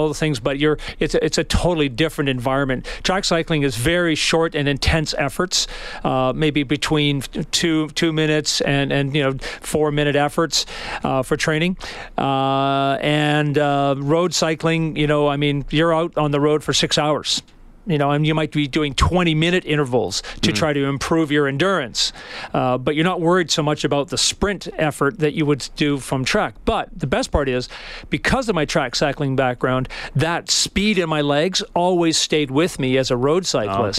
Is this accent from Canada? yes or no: yes; Vancouver, British Columbia, Canada; my hockey background growing up in Vancouver